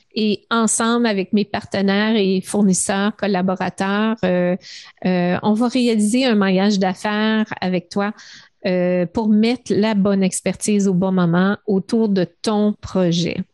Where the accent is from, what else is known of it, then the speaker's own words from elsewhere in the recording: Montreal, Quebec, Canada; je viens du, du West Island, euh, l'ouest de Montréal. J'ai grandi dans une belle banlieue